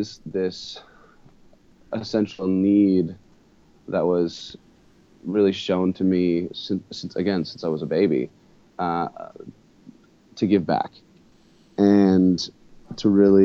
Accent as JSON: {"language": "English", "country": "United States", "tie": "born or raised there", "also_born_or_lived": "Santa Barbara, California, United States / Hawaii, United States", "said": "growing up in Santa Barbara, Hawaii"}